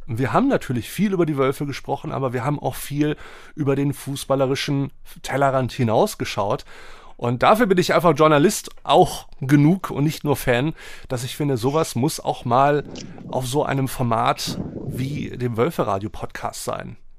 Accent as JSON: {"language": "German", "town": "Wolfsburg", "region": "Lower Saxony", "country": "Germany", "tie": "born or raised there", "moved": "yes", "lives_now": "Hamburg, Germany", "said": "ich bin in Wolfsburg geboren"}